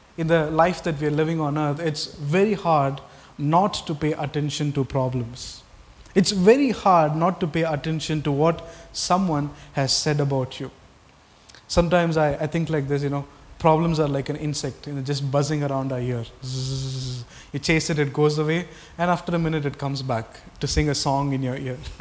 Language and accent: English; Tamil Nadu, India; I was born in Tamil Nadu